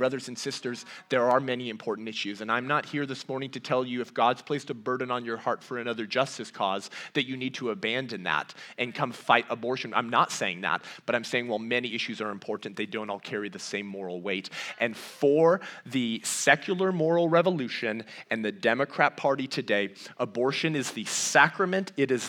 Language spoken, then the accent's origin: English; Azusa, California, United States; born there; my mother was actually the director of a pregnancy resource center while pregnant with me in 1991 when I was born in Azusa, California.